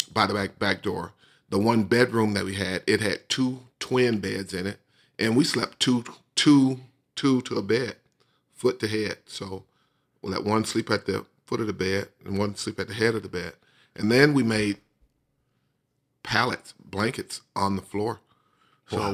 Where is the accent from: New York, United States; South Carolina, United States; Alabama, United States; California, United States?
Alabama, United States; Bessemer; we finished up in my hometown where I grew up